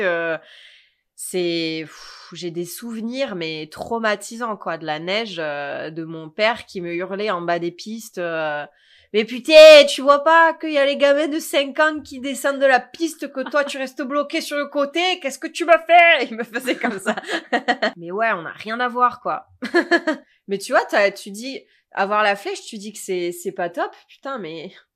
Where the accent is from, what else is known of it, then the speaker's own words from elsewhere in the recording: Sanary-sur-Mer, Provence-Alpes-Côte d'Azur, France; moved away as an adult; now in Sacramento, United States; je viens de Sanary-sur-Mer, un petit village, un petit port de pêcheurs euh, à quoi 45, une heure de Marseille